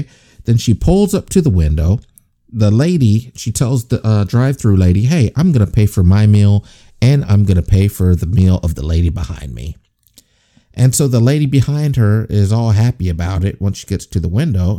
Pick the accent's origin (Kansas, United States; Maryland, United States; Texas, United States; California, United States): Kansas, United States; Salina; moved away; my hometown of Salina, Kansas